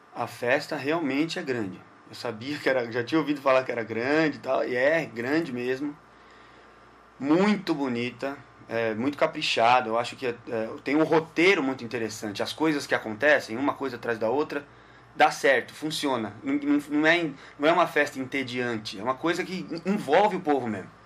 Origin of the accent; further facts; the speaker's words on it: São Paulo, Brazil; also born or lived in Guarulhos; Eu nasci em Guarulhos, Olha. moro em São Paulo desde que nasci praticamente, né? É. Nasci em Guarulhos e depois, logo em seguida, mudei para São Paulo.